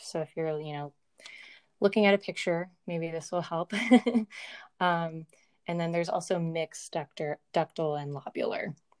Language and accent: English; Virginia, United States; moved away as an adult; I grew up in Virginia